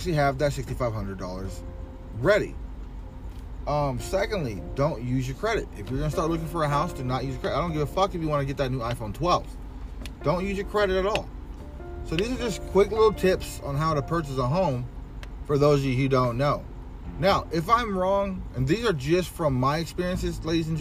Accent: Riverside, California, United States; It's my hometown

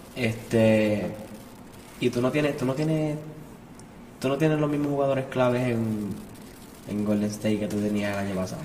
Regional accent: Arecibo, Puerto Rico; also born or lived in Quebradillas; yo soy de Quebradí, mi familia es de Quebradí, yo me crié en Arecibo y vivo en Arecibo toda mi vida.

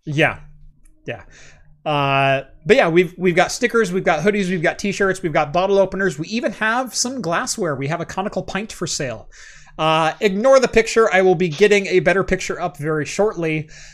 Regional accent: United States; I am true American through and through.

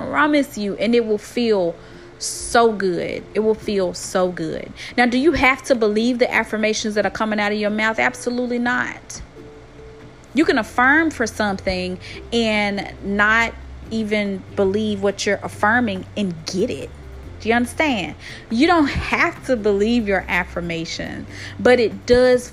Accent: Tennessee, United States; accent: country twang; I know I am from the U.S. and I am from Tennessee. I have a very country twang in my talk

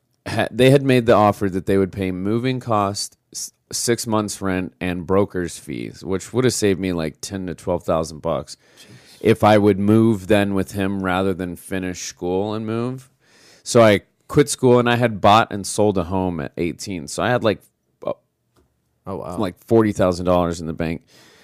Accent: Scottsdale, Arizona, United States; also born or lived in Utah / Austin / Phoenix; now in New York, United States; Scottsdale, Arizona.

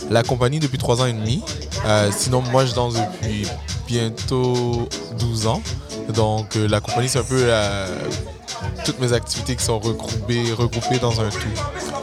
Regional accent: Montreal, Quebec, Canada; j'ai grandi à Saint-Michel

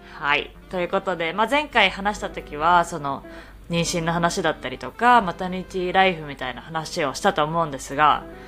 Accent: Japan; moved away as an adult; also born or lived in Canada; now in Boston, United States; 日本生まれ日本育ち

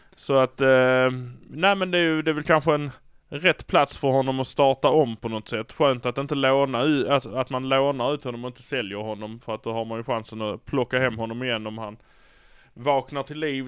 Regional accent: Malmö, Skåne, Sweden; vi är från Malmö

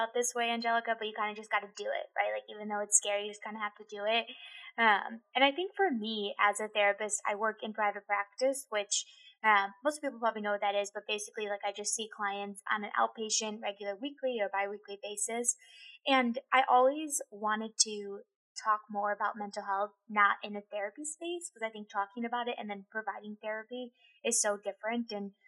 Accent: Chicago, Illinois, United States; moved away as an adult; now in Phoenix, United States; I am originally from Chicago, Illinois

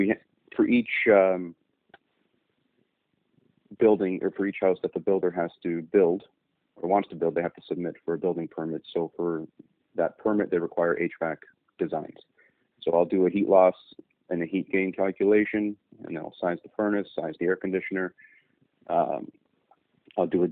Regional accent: Niagara Falls, Ontario, Canada; I went to West Lane Secondary in Niagara Falls

